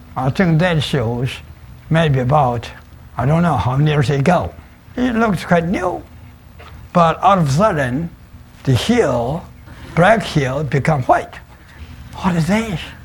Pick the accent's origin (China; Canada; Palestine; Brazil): China; I was born in China